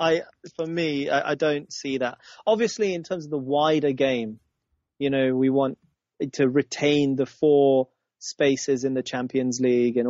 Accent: Zambia; I was born in Zambia

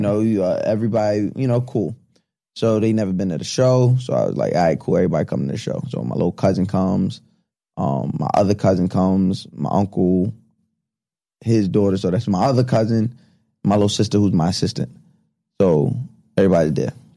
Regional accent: Long Island, New York, United States; also born or lived in Deer Park; growing up on Long Island

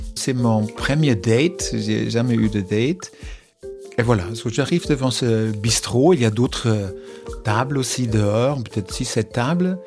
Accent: Germany; je suis allemand

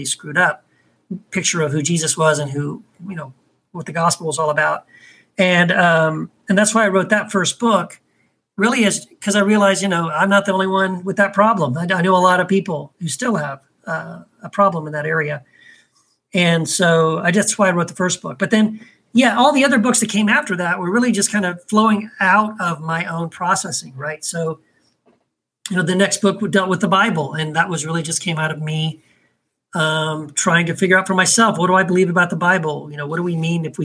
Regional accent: Texas, United States; I was raised in Texas

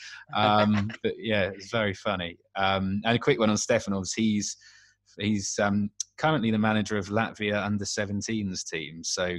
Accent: Bristol, South West England, United Kingdom; although I'm a Millwall supporter, I was brought up around Bristol.

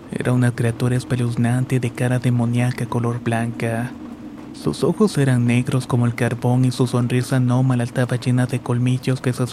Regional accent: Colombia; now in United States; cuando aún residía en mi país natal, Colombia.

